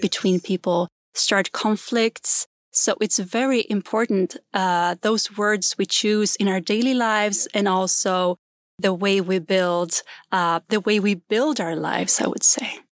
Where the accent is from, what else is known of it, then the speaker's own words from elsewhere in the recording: Gotland, Sweden; accent: Gotlandic; English is a second language; moved away; I grew up in a very small island called Gotland